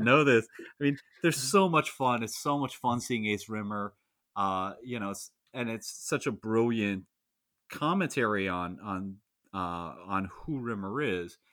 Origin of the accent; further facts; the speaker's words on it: United States; as an American